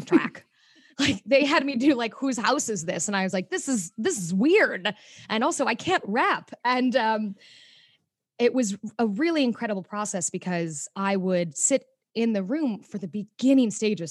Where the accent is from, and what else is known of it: Mokena, Illinois, United States; born or raised there; moved away as an adult; also born or lived in Chicago, Illinois; now in New York City, United States